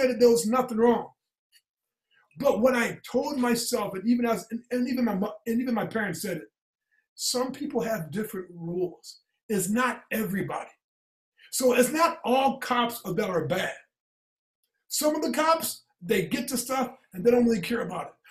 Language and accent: English; Indiana, United States; moved away; I came from Indiana.